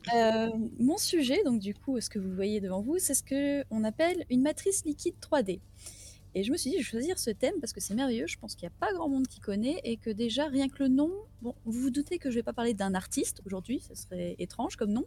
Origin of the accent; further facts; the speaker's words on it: the Nord, Hauts-de-France, France; moi, je suis du Nord